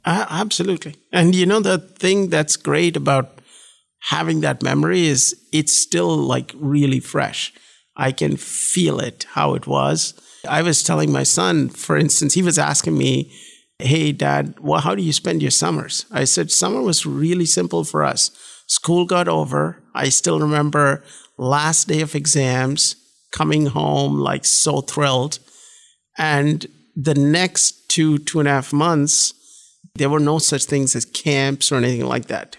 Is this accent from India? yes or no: yes; Bangalore, Karnataka, India; moved away as an adult; also born or lived in Tamil Nadu (small town near Chennai) / Durgapur / Princeton; now in United States; we were in Bangalore from the time we were about seven till we graduated from high